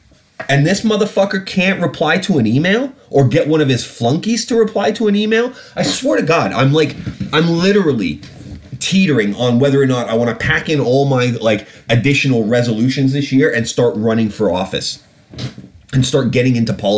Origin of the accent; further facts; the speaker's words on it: United Kingdom; No, I'm British. If I wanted to run for office in this country, I would absolutely have the right to do so.